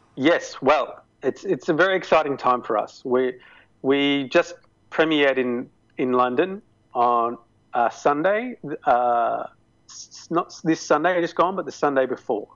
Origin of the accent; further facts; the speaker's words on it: Melbourne, Victoria, Australia; my hometown